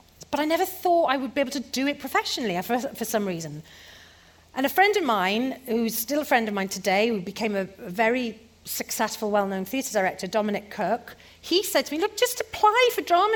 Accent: Porthcawl, Wales, United Kingdom; moved away; I got offered a job in a pantomime in Porthcawl, my hometown, on the stage where I used to do school shows

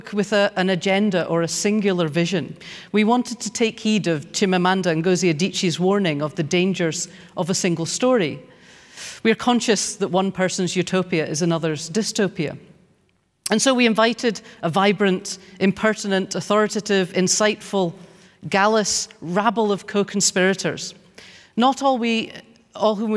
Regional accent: United Kingdom; I grew up in Thatcher's Britain

